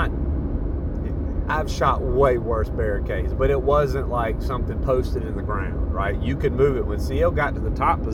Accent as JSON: {"language": "English", "region": "Southeast", "country": "United States", "said": "We're from the Southeast. We don't deal with a whole lot of wind"}